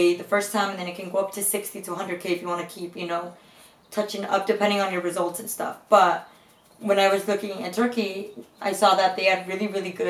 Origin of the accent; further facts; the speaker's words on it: Guatemala; now in Los Angeles, United States; I wasn't born in the United States, I was born in Guatemala